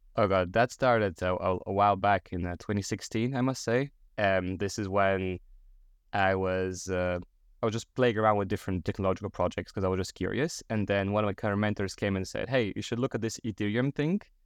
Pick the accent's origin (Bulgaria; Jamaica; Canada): Bulgaria; moved away; back in my home country, Bulgaria